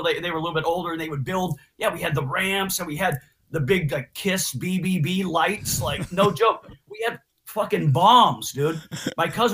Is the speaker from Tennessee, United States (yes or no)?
no; Orange County, California, United States; also born or lived in Huntington Beach / Irvine; I was from Orange County